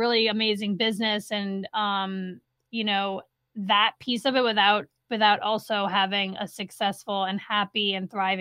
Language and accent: English; New Orleans, Louisiana, United States; moved away as an adult; also born or lived in upstate New York; now in Saratoga Springs, United States; I am originally from the New Orleans area